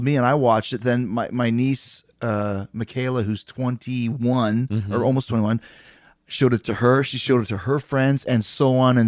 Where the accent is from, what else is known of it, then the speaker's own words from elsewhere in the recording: Canada; moved away; I'm from Canada.